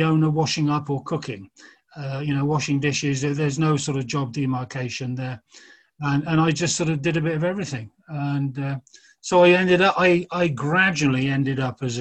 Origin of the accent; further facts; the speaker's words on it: Oxford, South East England, United Kingdom; moved away; My mother got a job working in Oxford, where I'm from.